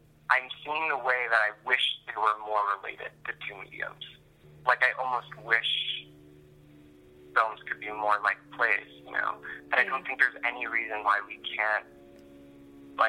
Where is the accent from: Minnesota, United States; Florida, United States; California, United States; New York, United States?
New York, United States; moved away as an adult; now in Los Angeles, United States; I'd only ever grown up in New York, and I grew up in Manhattan on Long Island